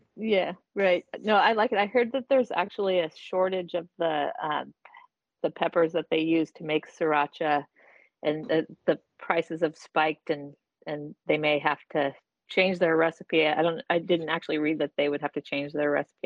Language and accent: English; Portland, Oregon, United States; I grew up in Portland, actually, in Northeast